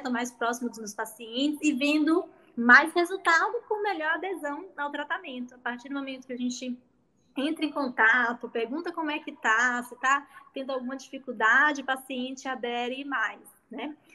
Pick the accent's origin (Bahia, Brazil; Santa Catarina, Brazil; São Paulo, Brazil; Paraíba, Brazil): Bahia, Brazil; moved away as an adult; also born or lived in Catanduva; now in Ribeirão Preto, Brazil; eu sou natural da Bahia e vim estudar aqui